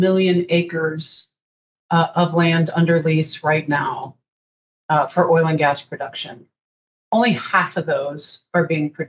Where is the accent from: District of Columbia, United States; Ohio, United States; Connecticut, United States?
District of Columbia, United States; D.C.; moved away as an adult; also born or lived in Missoula, Montana; I grew up outside of Washington, D.C. And when I was 22, got in a little car and drove to Missoula, Montana, and never looked back